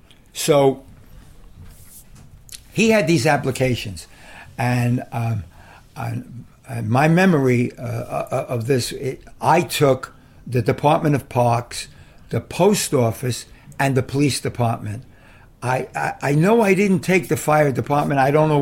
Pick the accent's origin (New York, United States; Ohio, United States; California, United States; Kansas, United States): New York, United States; New York City; I was born in West Harlem.